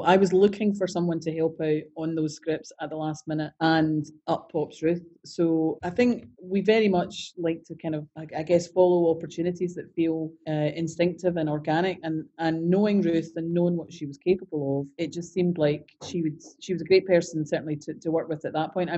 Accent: Scotland, United Kingdom; being Scottish

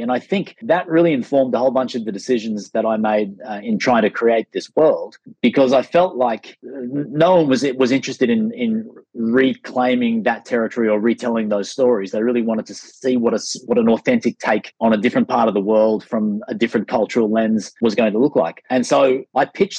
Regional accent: Sydney, New South Wales, Australia; moved away as an adult; also born or lived in United States; back to my hometown of Sydney

